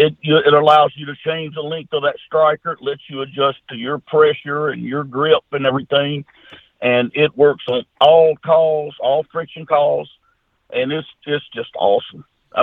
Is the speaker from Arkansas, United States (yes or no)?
yes; Junction City, Arkansas, United States; I'm just a country boy. My hometown, Junction City, Arkansas, Louisiana. We got about 1,400 or 1,500 people here with one red light.